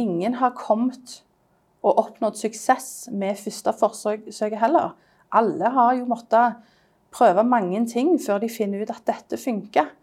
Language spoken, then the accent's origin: Norwegian; Stavanger, Rogaland, Norway; now in London, United Kingdom; jeg er designer fra, fra Stavanger, men jeg bor i London